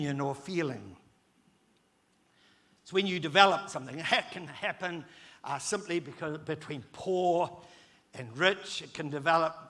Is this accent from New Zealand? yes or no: yes; New Zealand; I'm a fifth generation New Zealander